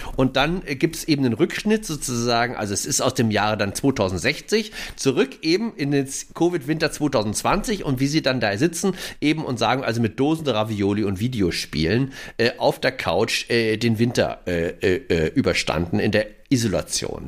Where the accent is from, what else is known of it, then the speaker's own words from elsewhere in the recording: Hamburg, Germany; ich bin ja aus Hamburg.